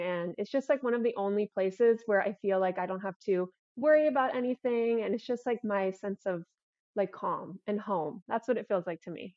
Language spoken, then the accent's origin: English; Melbourne Beach, Florida, United States; I was born in Melbourne, Melbourne Beach, so it's about an hour away from Orlando